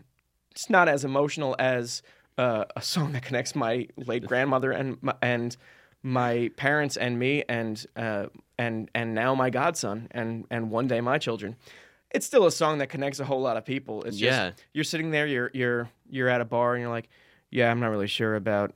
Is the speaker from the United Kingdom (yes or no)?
no; New Jersey, United States; I grew up in New Jersey.